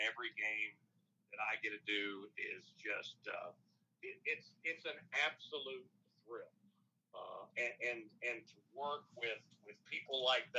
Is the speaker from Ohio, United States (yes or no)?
yes; Ohio, United States; still get many more requests from Southwest Ohio for tickets than I do from here. I was up back in my hometown just last Thursday